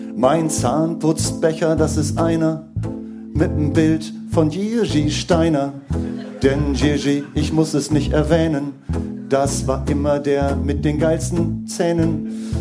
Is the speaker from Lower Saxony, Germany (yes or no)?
yes; East Frisia, Wittmund district, Lower Saxony, Germany; da, wo ich herkomme, kommt nämlich auch Healing Hans her